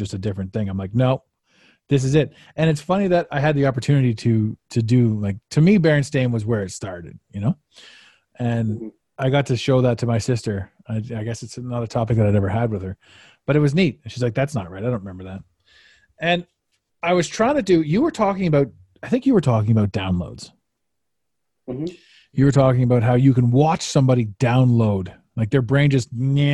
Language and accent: English; Canada; growing up in Canada